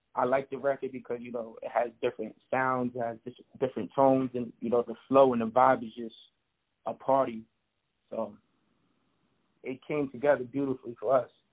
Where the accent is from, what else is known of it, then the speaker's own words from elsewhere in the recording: Long Island, New York, United States; also born or lived in Bronx, New York; I pretty much grew up in Long Island, um, a suburban part of New York